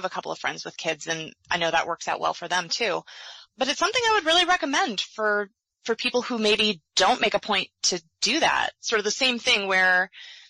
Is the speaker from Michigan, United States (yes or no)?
yes; Michigan, United States; moved away as an adult; also born or lived in Gainesville, Florida; now in Sarasota, United States; having grown up and gone to college for a couple of years in Michigan